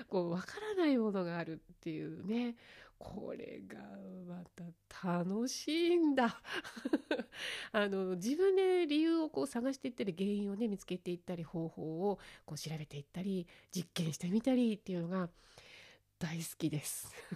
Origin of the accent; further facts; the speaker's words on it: Fukushima, Japan; 地元福島